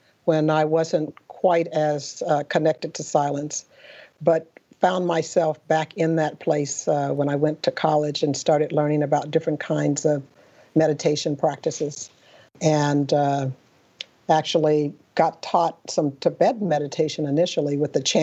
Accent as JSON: {"language": "English", "town": "Pasadena", "region": "California", "country": "United States", "tie": "born or raised there", "said": "I grew up in Southern California, in Pasadena, California."}